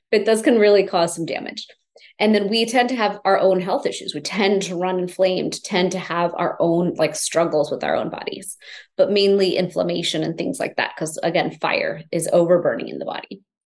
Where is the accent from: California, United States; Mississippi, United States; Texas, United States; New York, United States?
Texas, United States; Houston; I grew up in Houston, Texas, typical American kid in an immigrant family